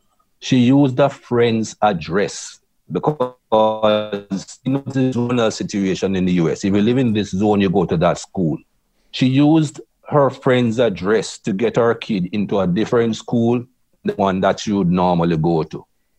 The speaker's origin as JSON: {"language": "English", "country": "Jamaica", "tie": "born or raised there", "also_born_or_lived": "England", "moved": "yes", "said": "I grew up in Jamaica. And as a young man, there was racism in Jamaica"}